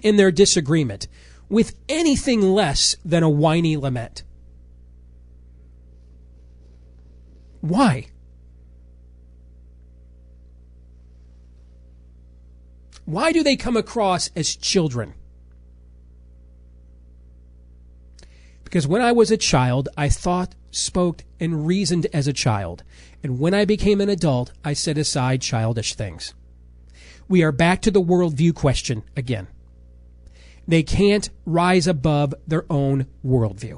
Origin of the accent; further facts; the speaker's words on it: Iowa, United States; my home state